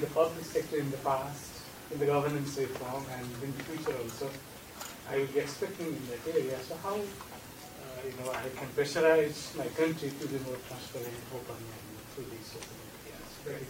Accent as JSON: {"language": "English", "country": "Nepal", "moved": "yes", "said": "I'm from Nepal."}